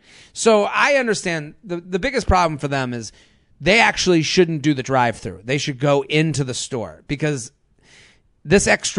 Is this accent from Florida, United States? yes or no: no; Massachusetts, United States; Well, I am from the Boston area. I am from outside of Boston.